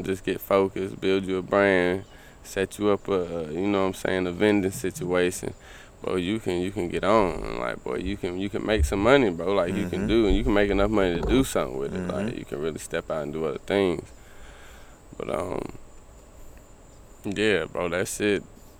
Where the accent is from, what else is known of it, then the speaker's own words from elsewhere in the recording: South Carolina, United States; You know, I'm coming from South Carolina, and you know, I wasn't getting the best of weed at the time.